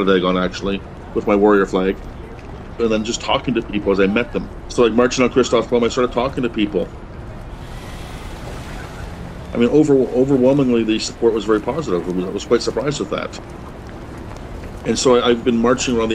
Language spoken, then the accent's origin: English; Kahnawake, Quebec, Canada; I'm from Kahnawake